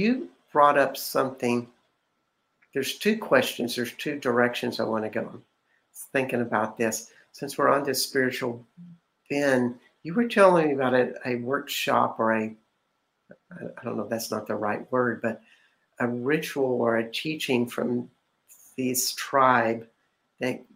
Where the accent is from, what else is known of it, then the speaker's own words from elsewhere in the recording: Texas, United States; I'm from Texas